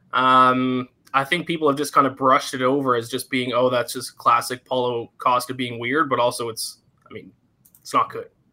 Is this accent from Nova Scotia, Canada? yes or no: yes; Nova Scotia, Canada; Nova Scotia. I'm over on the East Coast